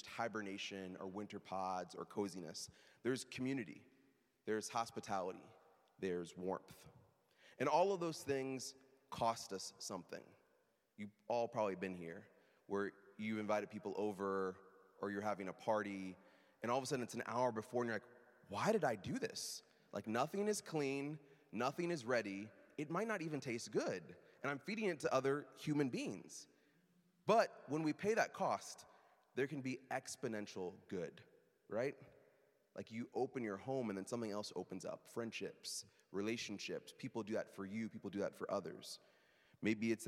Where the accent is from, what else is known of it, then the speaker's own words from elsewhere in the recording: Midwest, United States; moved away; I'm from the Midwest